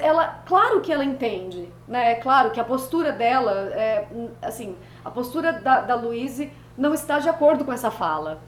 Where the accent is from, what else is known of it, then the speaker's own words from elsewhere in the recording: Brazil; eu sou brasileira